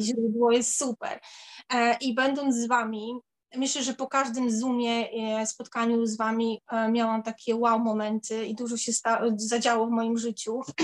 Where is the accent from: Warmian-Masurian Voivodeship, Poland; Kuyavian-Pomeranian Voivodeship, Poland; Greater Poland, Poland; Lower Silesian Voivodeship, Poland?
Warmian-Masurian Voivodeship, Poland; moved away as an adult; now in London, United Kingdom; u nas na Mazurach się nie, nie używa takiego słowa